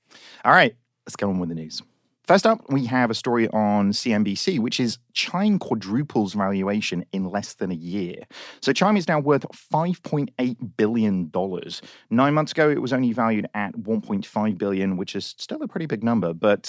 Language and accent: English; United Kingdom; Look, we're British, okay?